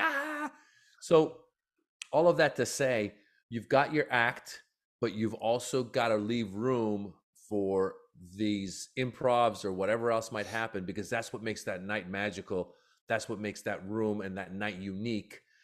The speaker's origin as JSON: {"language": "English", "country": "Iran", "tie": "born or raised there", "moved": "yes", "lives_now": "United States", "said": "I was born in Iran"}